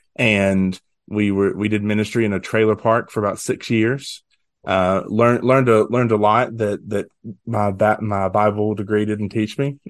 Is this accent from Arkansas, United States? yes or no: yes; West Memphis, Arkansas, United States; moved away as an adult; also born or lived in Conway, Arkansas; now in Dyersburg, United States; I grew up in West Memphis